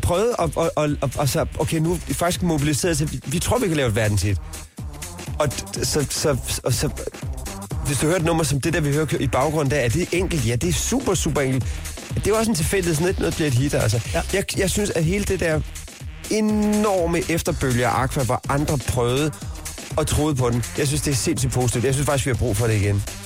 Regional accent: Hårby, Southern Denmark, Denmark; now in Copenhagen, Denmark; min opvækst i Hårby

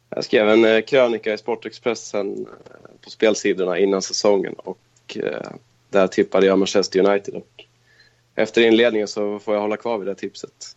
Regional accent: Köping, Västmanland, Sweden; moved away as an adult; also born or lived in Stockholm; now in Kristianstad, Sweden; Jag kommer från Köping i Västmanland. Där jag bodde i nästan 30 år.

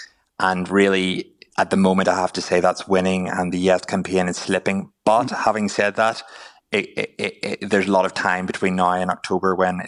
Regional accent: Ireland; moved away as an adult; now in Sydney, Australia; as a foreigner, as an Irish person

